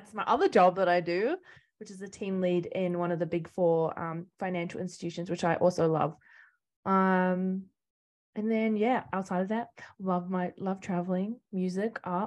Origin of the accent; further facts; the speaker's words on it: New Plymouth, Taranaki, New Zealand; also born or lived in Spain; I grew up in New Zealand, originally from New Plymouth, Taranaki